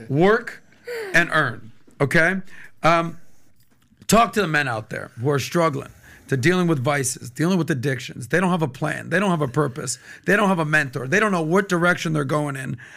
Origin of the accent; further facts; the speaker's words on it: Miami, Florida, United States; I'm born and raised in Miami